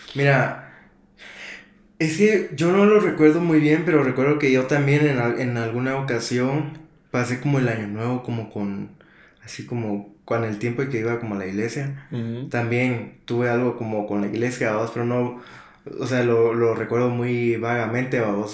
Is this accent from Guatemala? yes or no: yes; Guatemala City, Guatemala; moved away; nunca había pasado un año nuevo fuera de... De Guate